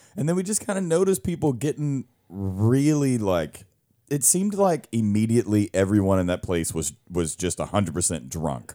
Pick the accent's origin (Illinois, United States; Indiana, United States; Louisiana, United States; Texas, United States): Louisiana, United States; me growing up in Louisiana